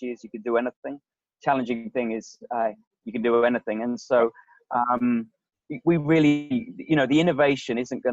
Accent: England, United Kingdom; now in Silicon Valley, United States; we are both English.

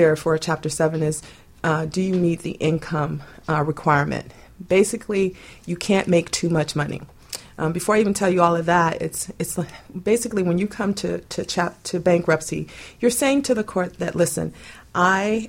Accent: Boynton Beach, Florida, United States; moved away as an adult; also born or lived in Alaska; I was born and raised here in South Florida, also a little bit further up in Boynton Beach and Delray Beach

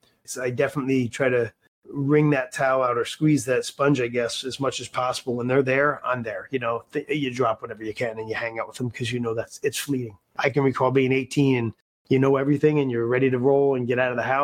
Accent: Philadelphia, Pennsylvania, United States; moved away as an adult; also born or lived in Wisconsin; I grew up in Philadelphia

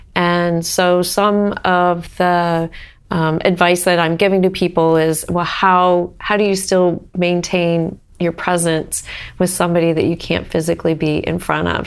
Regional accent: Northern Ohio, United States; moved away as an adult; also born or lived in Oregon; now in Cincinnati, United States; I grew up in Northern Ohio

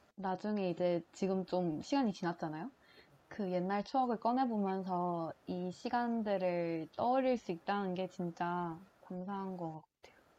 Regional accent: Changwon, South Gyeongsang, South Korea; 창원에 있던 제 고향에 있던 곳이라

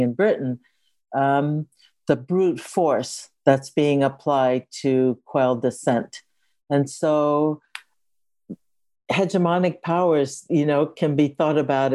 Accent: Japan; now in Berkeley, United States; I also want to situate myself as being connected to Japan. That's where I was born.

